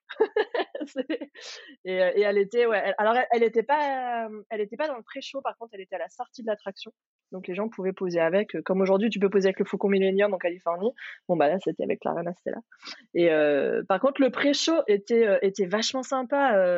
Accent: France; chez nous en France

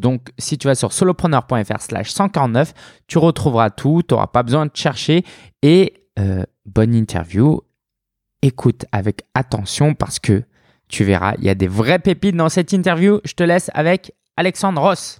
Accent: Paris, Île-de-France, France; j'ai grandi vers Belleville

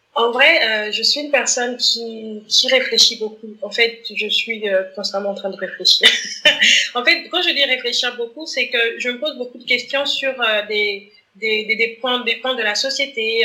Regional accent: Gabon; je suis gabonaise

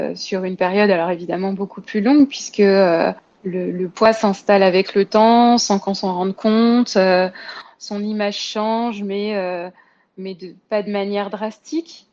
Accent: Paris, Île-de-France, France; je suis parisienne

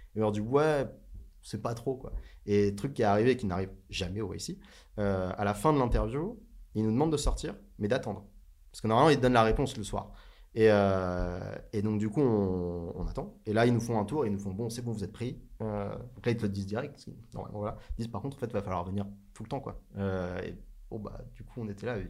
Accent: France; Je viens pas de Paris, je suis en provincial.

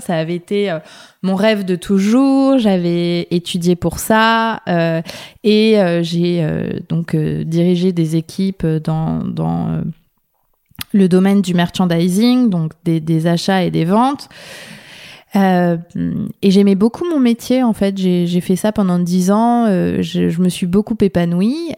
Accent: France; also born or lived in Paris; je suis française et j'habite à Paris

